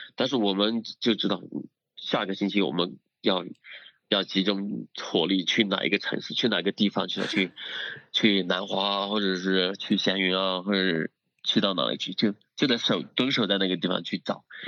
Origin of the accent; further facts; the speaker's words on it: Dali, Yunnan, China; 我们老家大理那边